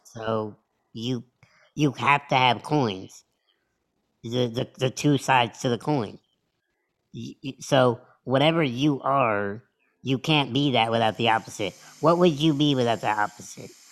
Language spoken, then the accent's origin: English; United States; I was born in America